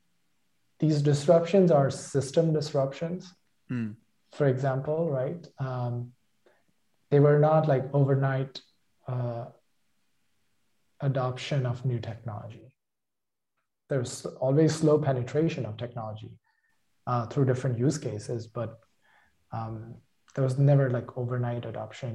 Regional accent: India; moved away as an adult; now in United States; my hometown back in India

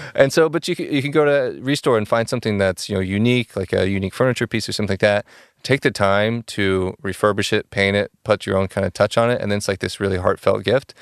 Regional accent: Oklahoma, United States; now in Chicago, United States; I'm from, I'm originally from Oklahoma, and I've been in Chicago for, like, seven years.

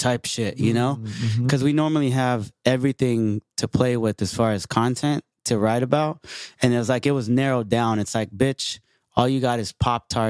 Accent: San Jose, California, United States; I'm from San Jose

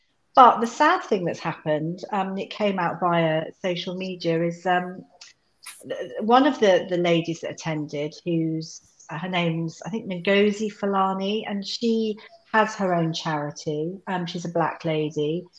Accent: United Kingdom; I'm British, I'm this and that.

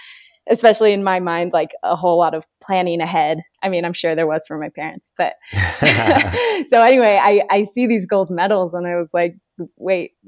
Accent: Southern California, United States; moved away as an adult; also born or lived in Utah; I'm from Southern California

